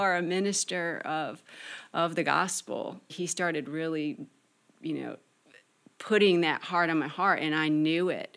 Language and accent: English; Michigan, United States; I'm from Michigan